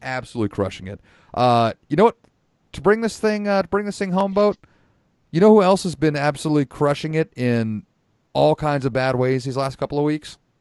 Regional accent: Santa Rosa, California, United States; Santa Rosa, California. So, uh, my hometown

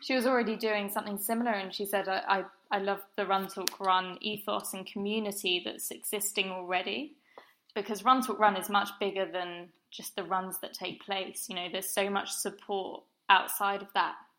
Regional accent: Brighton, South East England, United Kingdom; moved away as an adult; now in London, United Kingdom; I grew up in Brighton by the sea

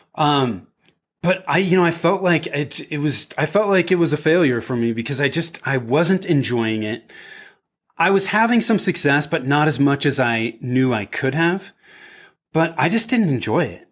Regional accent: Bay Area, Northern California, United States; moved away as an adult; also born or lived in Denver; I was born and raised in the Bay Area, in Northern California

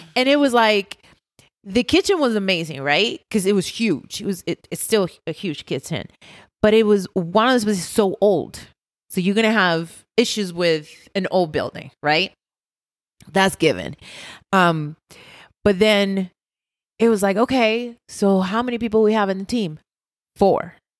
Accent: Puerto Rico; moved away as an adult; I'm from Puerto Rico, born

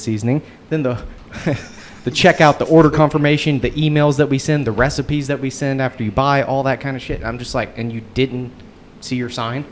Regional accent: Houston, Texas, United States; also born or lived in Beaumont, Texas; I was born in Beaumont, grew up in Houston

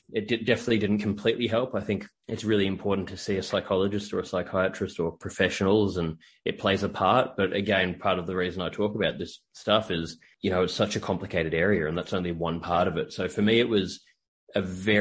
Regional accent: Australia; moved away as an adult; now in United States; I'm from Australia and I'm living in the US at the moment

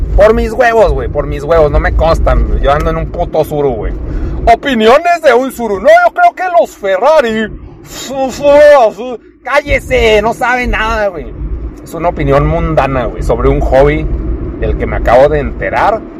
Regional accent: Chihuahua, Mexico; aquí vivo

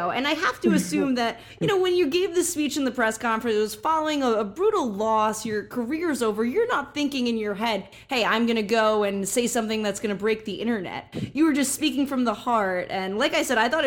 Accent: New Jersey, United States; accent: Jersey; My Jersey accent

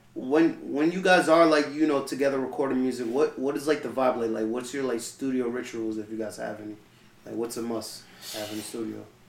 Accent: Nassau County, New York, United States

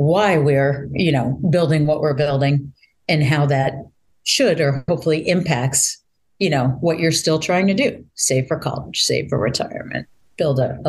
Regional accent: Boston, Massachusetts, United States; moved away as an adult; also born or lived in Baltimore, Maryland; I'm actually a Bostonian and Massachusetts person for a very long time

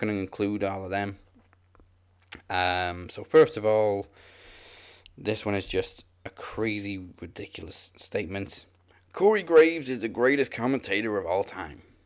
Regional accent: Wales, United Kingdom; I'm Welsh. I'm supposed to be able to, but I never learned how to.

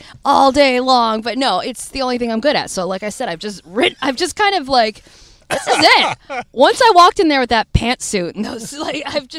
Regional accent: Florida, United States; also born or lived in Michigan; So I was a nerd in Michigan. I was a nerd. I was raised in Florida, and I used to do theater.

